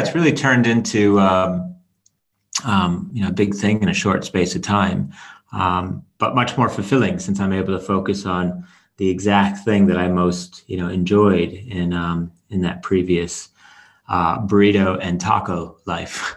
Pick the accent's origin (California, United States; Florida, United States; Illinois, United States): Illinois, United States; Chicago; moved away; also born or lived in Norway; I'm half Norwegian, half American. Um, uh, from the age of about five, I grew up in Chicago